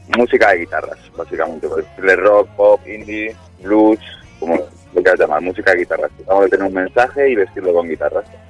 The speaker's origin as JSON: {"language": "Spanish", "area": "Guadalajara", "region": "Castilla-La Mancha", "country": "Spain", "said": "somos de una banda de rock de, del Cazar, en Guadalajara. Eh, somos seis amigos de aquí del Cazar"}